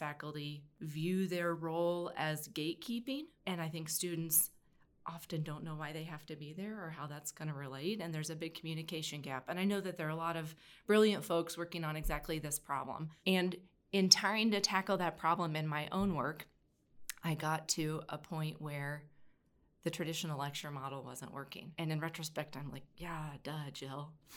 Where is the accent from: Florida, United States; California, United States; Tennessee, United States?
Tennessee, United States; Oak Ridge; I grew up in East Tennessee. In Oak Ridge, which is where there is a national lab